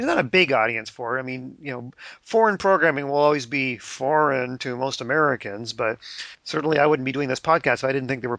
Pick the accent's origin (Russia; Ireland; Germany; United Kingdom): United Kingdom; Wales; I'm Welsh.